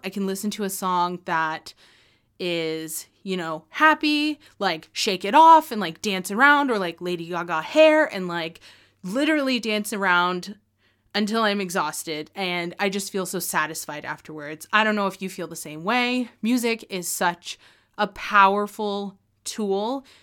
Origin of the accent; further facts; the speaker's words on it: Ontario, Canada; moved away as an adult; also born or lived in British Columbia; I was literally from Ontario